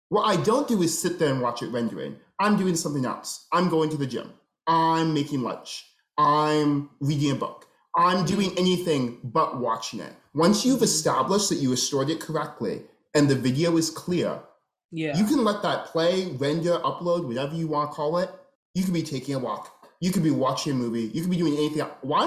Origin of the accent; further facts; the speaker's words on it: Minnesota, United States; I grew up in Minnesota.